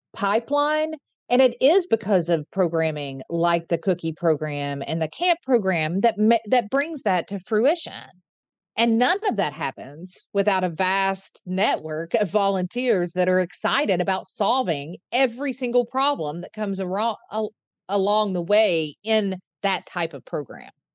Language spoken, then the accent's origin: English; Eastern Kentucky, United States; now in Central Kentucky, United States; I'm from Eastern Kentucky and currently live in Central Kentucky